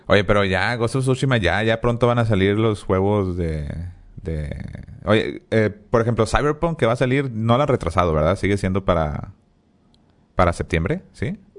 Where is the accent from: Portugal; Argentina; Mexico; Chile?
Mexico; Monterrey, Nuevo León; somos regios